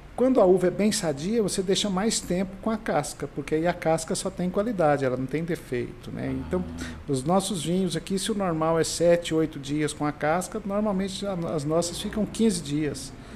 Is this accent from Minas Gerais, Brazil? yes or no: no; Goiás, Brazil; eu venho do Vale do Araguaia